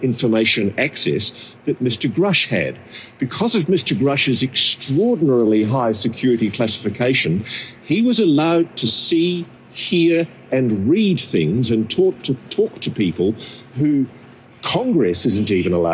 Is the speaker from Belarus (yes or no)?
no; Australia; I'm an Australian